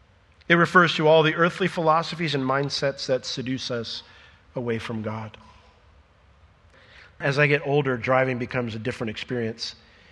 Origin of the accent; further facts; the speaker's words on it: Sanford, United States; or I'm from Sanford. I'm a Sanfordian. That's my people.